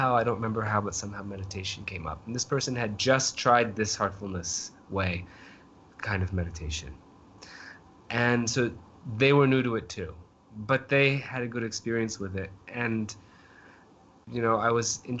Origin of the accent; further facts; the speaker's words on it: northeastern Maine, United States; now in New Delhi, India; I'm from Maine, okay? So not just Maine, but kind of a remote part of, you know, northeastern Maine